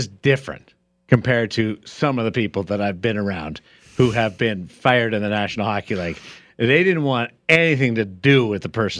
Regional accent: Canada; now in Las Vegas, United States; I'm from Canada

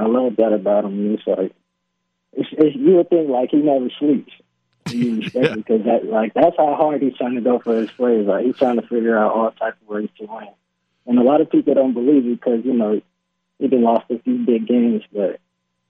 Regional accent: Las Vegas, Nevada, United States; moved away as an adult; also born or lived in Utah / Michigan; my hometown is a town where kids is going to, like, dream to play in one day

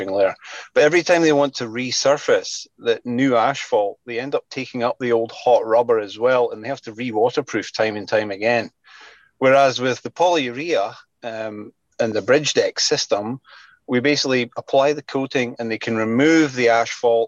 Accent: Scotland, United Kingdom; now in British Columbia, Canada; I'm originally from Scotland

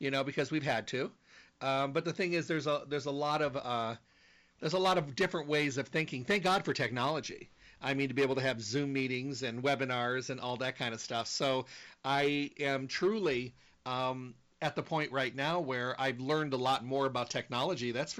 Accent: Midwest, United States; moved away; I was raised in the Midwest

